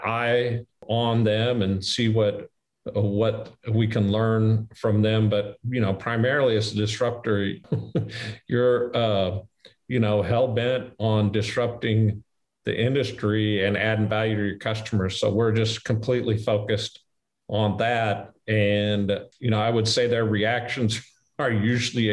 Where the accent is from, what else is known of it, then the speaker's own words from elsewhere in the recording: Midwest, United States; I'm from the Midwest.